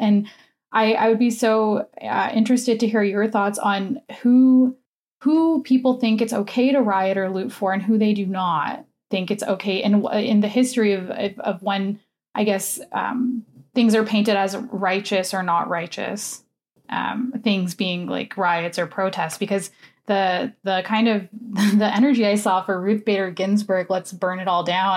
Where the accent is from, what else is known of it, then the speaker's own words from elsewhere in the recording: United States; now in Canada; I am an American citizen